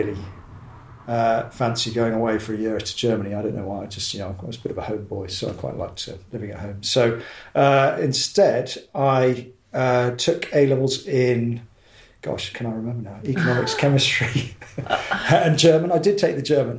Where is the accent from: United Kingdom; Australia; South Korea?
United Kingdom; Exeter, South West England; also born or lived in Warrington / Marylebone, London; now in Newbury, United Kingdom; we grew up on a little farm just outside Exeter in Devon